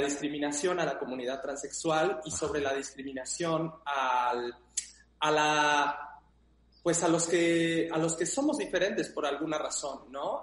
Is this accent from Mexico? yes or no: yes; Mexico; en mi país, en México